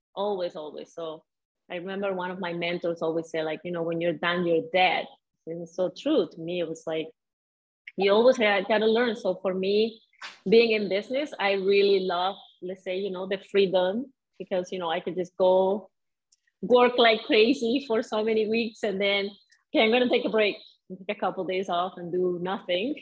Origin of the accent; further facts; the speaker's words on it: Venezuela; English is a second language; moved away as an adult; also born or lived in Edmonton, Canada / Calgary, Canada / Winnipeg, Canada; now in Sudbury, Canada; I grew up in Venezuela